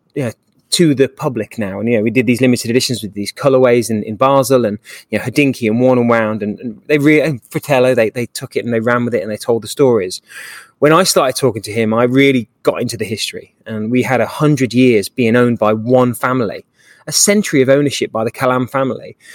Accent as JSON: {"language": "English", "region": "England", "country": "United Kingdom", "moved": "yes", "lives_now": "Dallas, United States", "said": "I'm an English guy"}